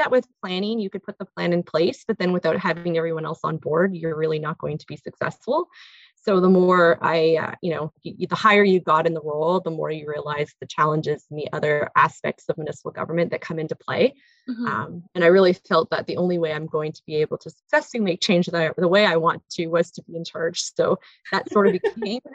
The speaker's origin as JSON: {"language": "English", "town": "North Bay", "region": "Ontario", "country": "Canada", "tie": "born or raised there", "also_born_or_lived": "Kirkland Lake / Muskoka / Kingston", "lives_now": "Callander, Canada", "said": "I am born and raised in North Bay."}